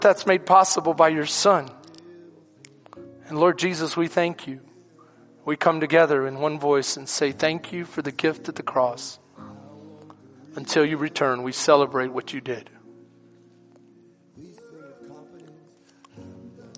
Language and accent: English; Houston, Texas, United States; now in Bastrop, United States; I'm Second Ward